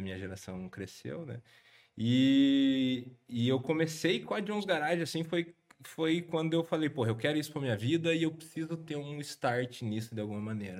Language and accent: Portuguese; Guarapuava, Paraná, Brazil; sou de Guarapuava